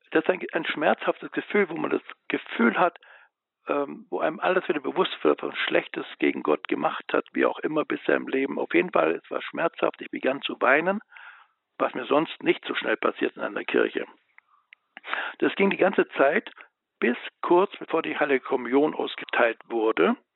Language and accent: German; Biberach an der Riss, Baden-Württemberg, Germany; in meiner Heimatstadt, wo ich dann groß war und auch in der Schule, wo ich mit Albrecht in einer Klasse war, das ist Biberach an der Riss.